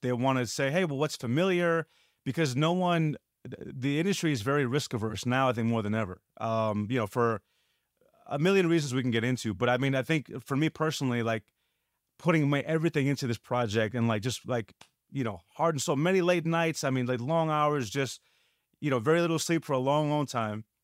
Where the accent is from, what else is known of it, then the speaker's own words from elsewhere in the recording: New York City, New York, United States; growing up in New York